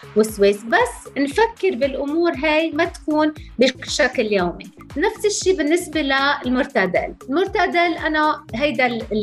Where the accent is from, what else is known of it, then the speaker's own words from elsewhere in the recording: Lebanon; انا انا لبنانيه